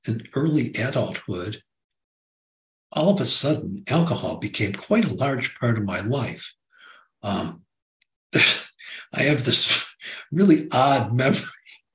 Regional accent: Detroit, Michigan, United States; in the northern suburbs of Detroit, which had been our hometown, which is my hometown

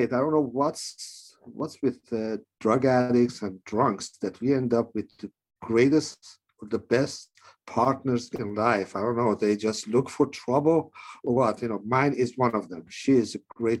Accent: Iran; moved away; I was born in Iran

